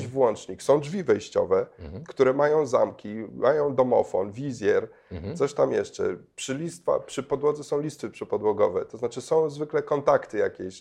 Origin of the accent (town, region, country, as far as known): Poland; also born or lived in Kenya (half Kenyan ancestry)